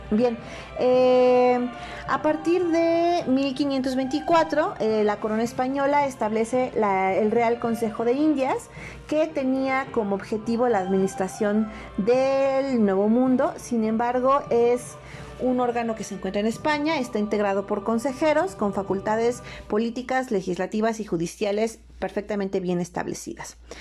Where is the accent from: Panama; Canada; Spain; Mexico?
Mexico; nos da a nosotros identidad como mexicanos